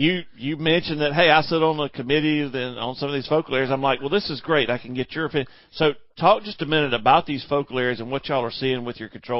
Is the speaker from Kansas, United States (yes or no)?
yes; Kansas, United States; now in South Carolina, United States; I mean, we're from Kansas. What's an invasive tree?